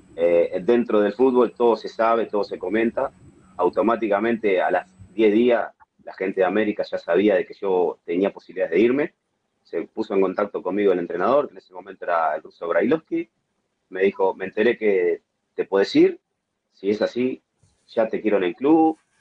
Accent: Uruguay; moved away as an adult; also born or lived in Switzerland

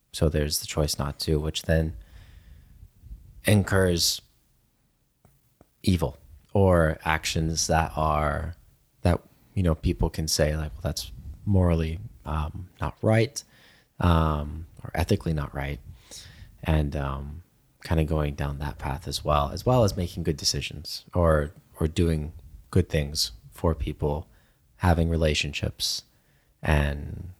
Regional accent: Germany; certainly growing up in Germany, that was, you know, a lot of the questions that I got as well

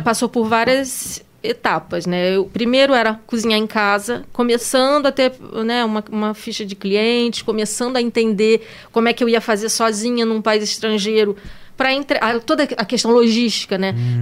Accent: Brazil; now in France

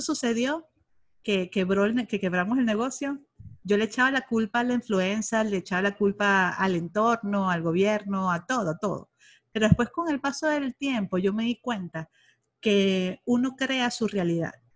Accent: Venezuela; moved away as an adult; now in Monterrey, Mexico; soy venezolana, tengo aquí en México, en Monterrey, Nuevo León, 13 años ya

